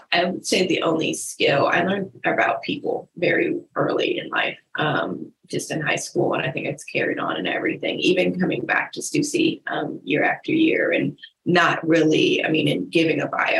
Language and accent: English; Stockton, California, United States; also born or lived in Tucson; now in Honolulu, United States; I am born in Tucson, Arizona, mostly raised in Stockton, California. Dipped as soon as I could for a slight tour of San Diego with a finish